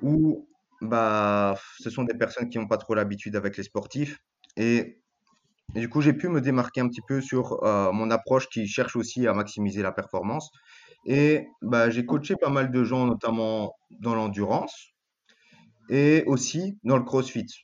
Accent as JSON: {"language": "French", "country": "Belgium", "said": "je suis belge d'origine grecque"}